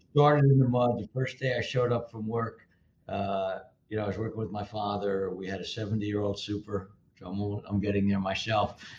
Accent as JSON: {"language": "English", "town": "Livingston", "region": "New Jersey", "country": "United States", "tie": "born or raised there", "also_born_or_lived": "New York City / California", "said": "I grew up in North, North Livingston, and yep. uh, I spent a few years in uh, New York City, a few years in California, but by and large, uh, Jersey, uh, born and bred, and uh, there now"}